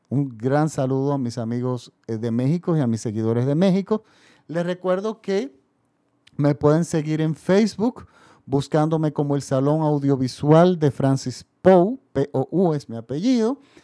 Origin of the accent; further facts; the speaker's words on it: Dominican Republic; nosotros somos otro país de Latinoamérica